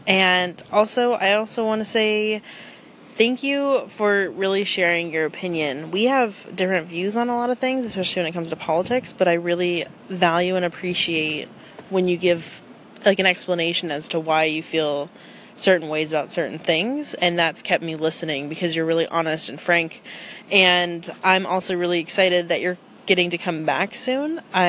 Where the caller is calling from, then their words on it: Oregon, United States; I'm from Oregon